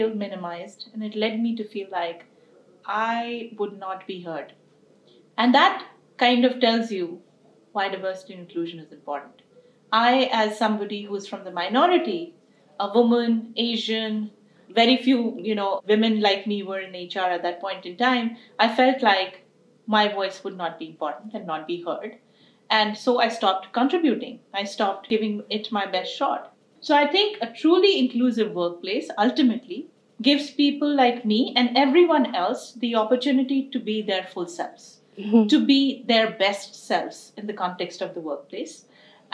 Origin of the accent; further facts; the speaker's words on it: India; moved away as an adult; now in United States; I came from India and had been raised in the country with a lot of beautiful values